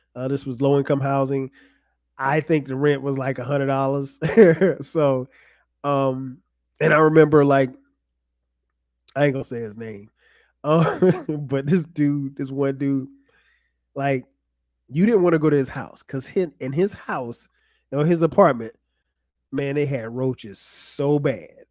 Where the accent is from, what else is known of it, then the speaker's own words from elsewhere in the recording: Florence, South Carolina, United States; moved away as an adult; also born or lived in New Jersey; now in Atlanta, United States; Florence, South Carolina, where I grew up.